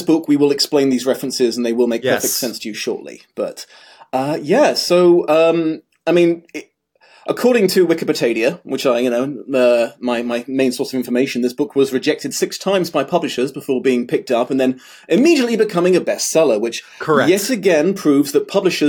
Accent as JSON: {"language": "English", "country": "United Kingdom", "said": "I am also British"}